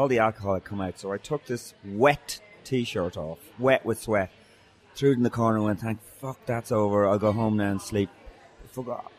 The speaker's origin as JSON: {"language": "English", "country": "Ireland", "said": "I was cursing away like you are as an Irish person"}